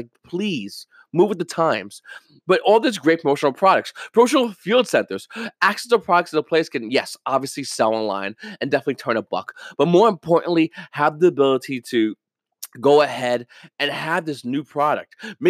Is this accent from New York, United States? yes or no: yes; New York, United States; I mean, I'm from New York. I like the Yankees.